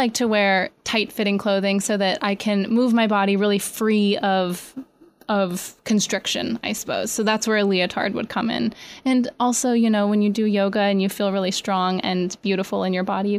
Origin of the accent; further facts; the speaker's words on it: New York, United States; And as a beginner, sometimes getting, especially as a New Yorker, laying on your mat is one of the most difficult things you could possibly do.